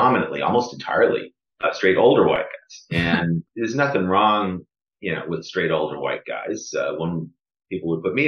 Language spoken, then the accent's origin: English; Boston, Massachusetts, United States; moved away as an adult; I grew up in the Boston area, but I hadn't lived here in 20 years